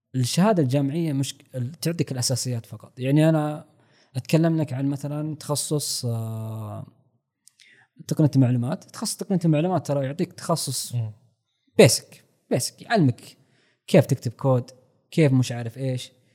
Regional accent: Saudi Arabia; عندنا في السعوديه

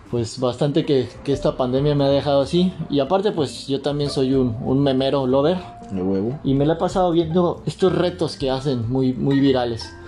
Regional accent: Mexico

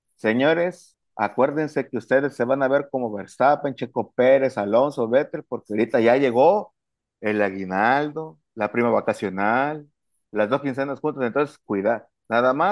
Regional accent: Mexico; como buen mexicano

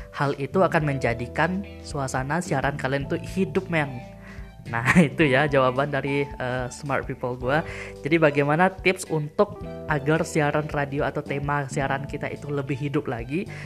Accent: Batusangkar, West Sumatra, Indonesia; kota gue ya, kota Batu Sangkar

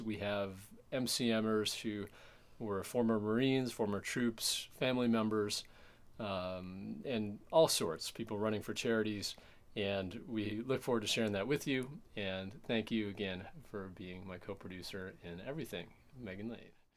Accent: Michigan, United States; moved away; also born or lived in Chicago; my hometown in Michigan

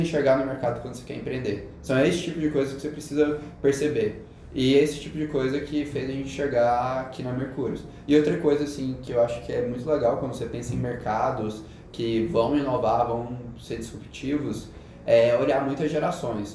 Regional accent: Goiânia, Goiás, Brazil; now in São Paulo, Brazil; sou de Goiânia

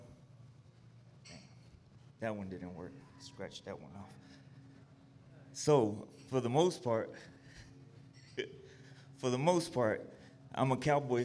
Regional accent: Dallas, Texas, United States; I'm from West Dallas

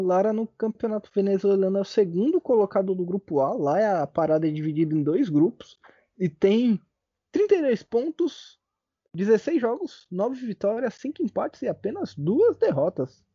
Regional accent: Brazil; a gente é brasileiro

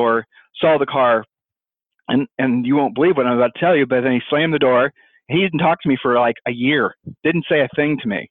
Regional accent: Ohio, United States; I'm from Ohio

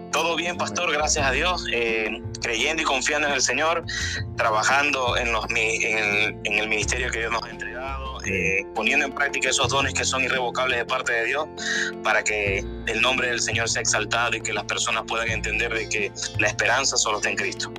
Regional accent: Maracaibo, Zulia, Venezuela; moved away as an adult; also born or lived in Mexico / Dominican Republic / Colombia; now in Houston, United States; yo nací en Venezuela, en una ciudad que se llama Maracaibo

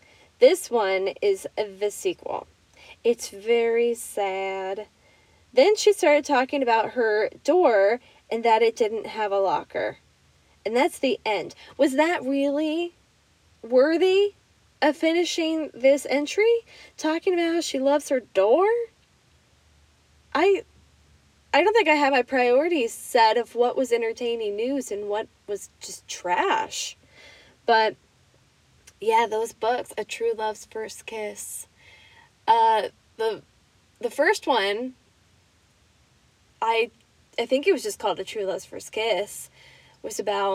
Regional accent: Illinois, United States; moved away; Anytime I go back home to Illinois

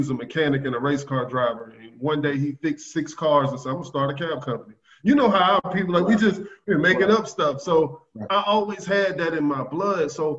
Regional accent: the South, United States; And I love it that it's in a small market because I'm from the South.

